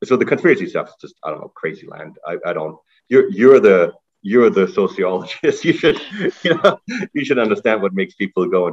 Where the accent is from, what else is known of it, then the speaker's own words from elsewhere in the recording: Germany; moved away as an adult; now in Canada; I'm originally from Germany. I came to Canada to do my undergrad